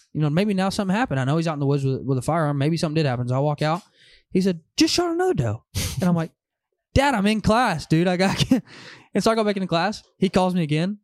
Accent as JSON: {"language": "English", "town": "Van Buren", "region": "Arkansas", "country": "United States", "tie": "born or raised there", "also_born_or_lived": "Oklahoma City, Oklahoma", "said": "born and raised in Van Buren, Arkansas"}